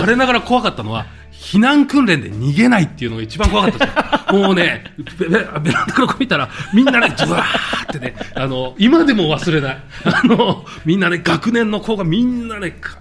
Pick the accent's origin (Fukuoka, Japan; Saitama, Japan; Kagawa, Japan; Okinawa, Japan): Saitama, Japan; もうもちろん埼玉県なんです